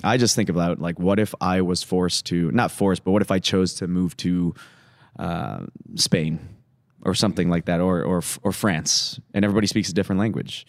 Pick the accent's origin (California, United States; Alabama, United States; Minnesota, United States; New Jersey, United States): Minnesota, United States; Woodbury; also born or lived in Atlanta, Georgia / Los Angeles; now in Madison, United States; it was three years old We moved up to Minnesota